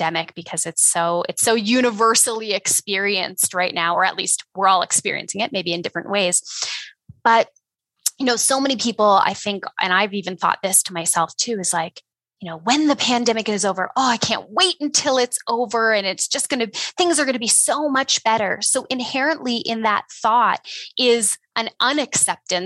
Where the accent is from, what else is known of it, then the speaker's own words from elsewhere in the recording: Ontario, Canada; moved away as an adult; now in Alberta, Canada; I am, you know, a Canadian. I grew up in Ontario though, and I moved out west to Alberta about 10 years ago